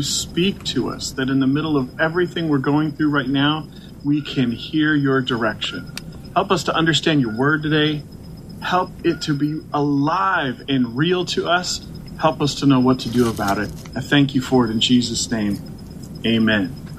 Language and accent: English; Portland, Oregon, United States; moved away as an adult; now in Baltimore, United States; I was born and raised in Portland, Oregon